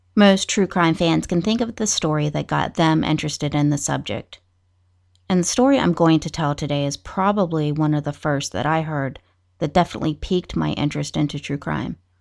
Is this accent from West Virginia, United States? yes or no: yes; West Virginia, United States; my home state of West Virginia